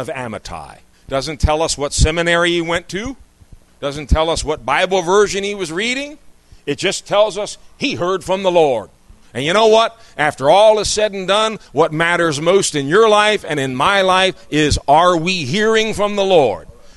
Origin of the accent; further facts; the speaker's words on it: United States; moved away as an adult; someone who was born and raised in this country. I lived a number of years outside of it, but I'm back here